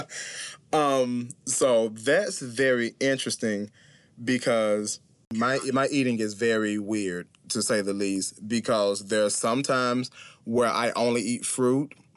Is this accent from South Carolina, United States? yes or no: yes; Clinton, South Carolina, United States; I am from Clinton, South Carolina. It is a very small city in South Carolina.